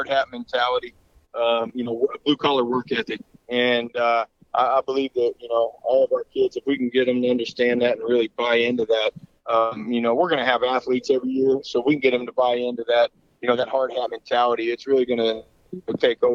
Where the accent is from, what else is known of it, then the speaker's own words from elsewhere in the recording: Kansas City, United States; moved away as an adult; now in San Antonio, United States; I'm from Kansas City originally.